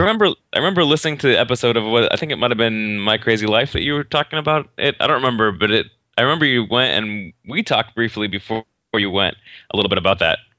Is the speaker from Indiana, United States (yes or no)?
yes; Northern Indiana, United States; Northern Indiana, actually